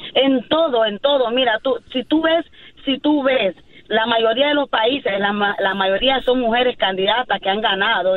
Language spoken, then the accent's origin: Spanish; Nicaragua; yo soy de Nicaragua